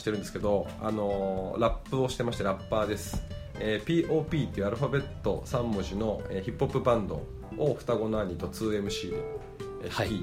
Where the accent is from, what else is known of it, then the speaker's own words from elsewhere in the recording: Tochigi, Japan; 地元が栃木の田舎なので、